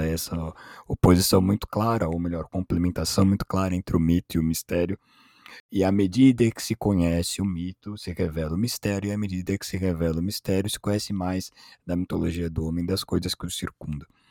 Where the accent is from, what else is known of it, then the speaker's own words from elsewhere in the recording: São Paulo, Brazil; nem sou de lá, sou de São Paulo